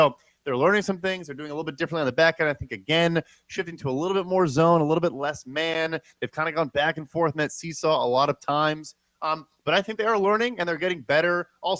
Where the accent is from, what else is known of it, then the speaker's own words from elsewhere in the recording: Chicago, Illinois, United States; I should preface, I'm also from Chicago. I am a diehard Bears fan